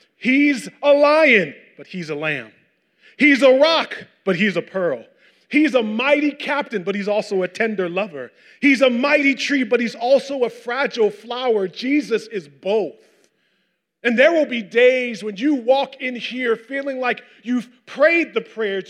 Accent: Westchester, New York, United States; I grew up in Westchester

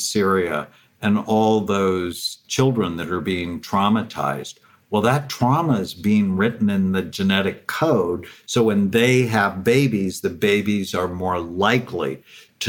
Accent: Los Angeles, California, United States; I grew up in the San Fernando Valley, just north of Los Angeles

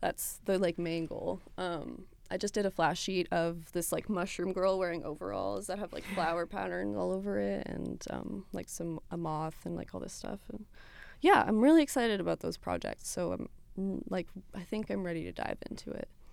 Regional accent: Ontario, Canada; first language French; I grew up in Ontario

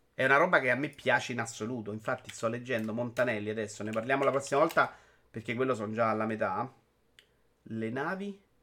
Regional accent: Rome, Lazio, Italy; accent: Roman; ce l'odio il mio accento romano, ma c'è, ahimè, c'è

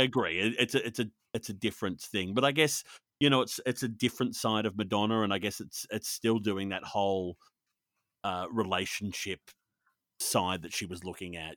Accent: Australia; also born or lived in Sydney; I'm Australian and I live in Sydney

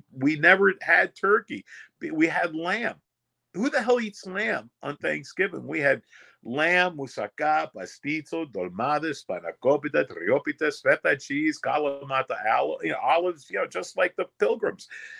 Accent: New York, United States; also born or lived in Long Island, New York; I was born in the Bronx in New York, and we didn't know what Halloween was. It wasn't until we moved to Long Island.

